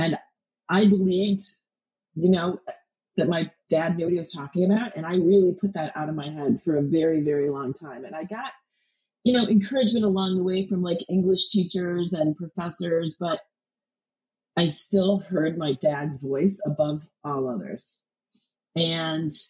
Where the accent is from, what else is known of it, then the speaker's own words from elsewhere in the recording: United States; I grew up on the Illinois-Wisconsin border